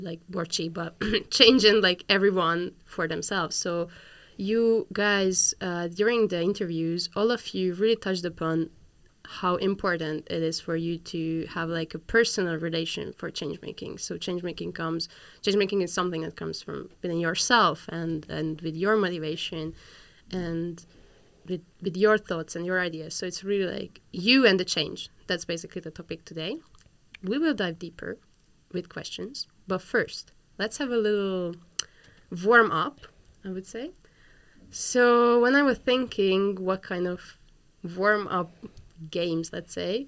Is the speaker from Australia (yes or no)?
no; Hungary; now in Netherlands; I'm from Hungary